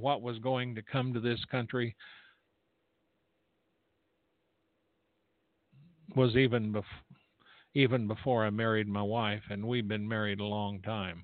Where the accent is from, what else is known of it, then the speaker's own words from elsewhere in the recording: United States; I'm an American